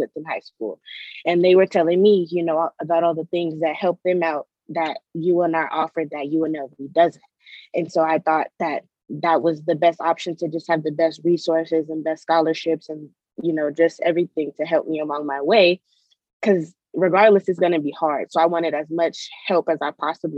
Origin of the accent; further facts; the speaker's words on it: Las Vegas, Nevada, United States; now in Reno, United States; I'm from Las Vegas originally